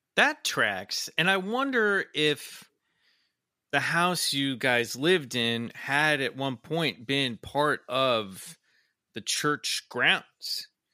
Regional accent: Midwest, United States; now in California, United States; growing up in the Midwest

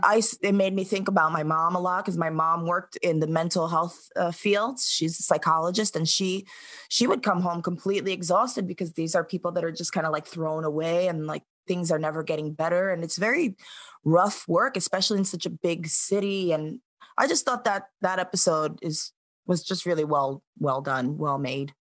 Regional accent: New York City, New York, United States; growing up in New York

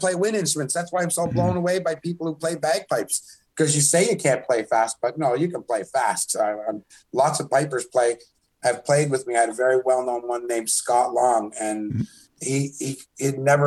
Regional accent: Canada; as a Canadian artist

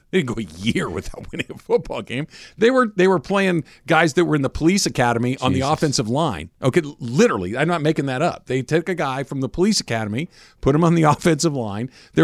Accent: Los Angeles, California, United States; from Los Angeles.

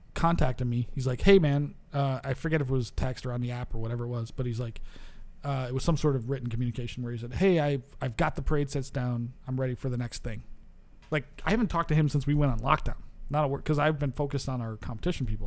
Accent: New York, United States; moved away; I come from New York, where people are goddamn super hyped on that shit

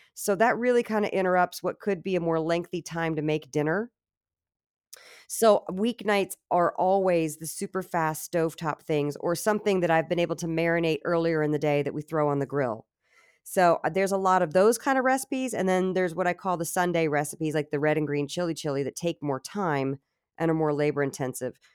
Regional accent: Virginia, United States; I'm Southern, so, you know, I'm from Virginia

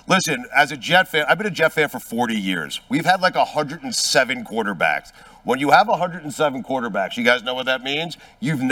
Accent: Long Island, New York, United States; I grew up in Long Island

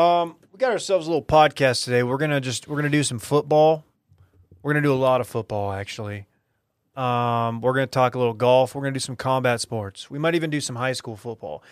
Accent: Duncanville, Texas, United States; That's my, my hometown, if you're new here. It's my high school

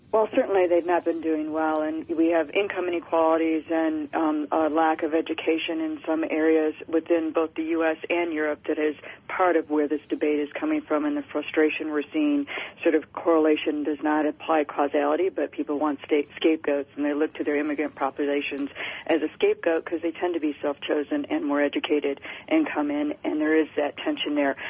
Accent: Detroit, Michigan, United States; I'm from Detroit

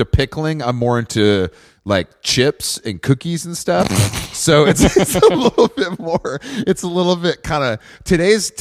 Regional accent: Atlanta, Georgia, United States; I'm from Atlanta

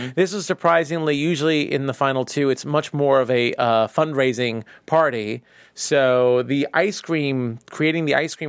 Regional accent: New York, United States; And as a New Yorker who has been in many of Dwayne Reed and is a big fan of Dwayne Reed

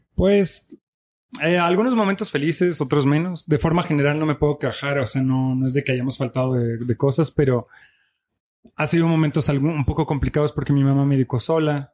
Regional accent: Belgium; first language French; Spanish is a second language; moved away as an adult; now in Mexico City, Mexico; Mi mamá es mexicana, nací en Bélgica, me crié allá

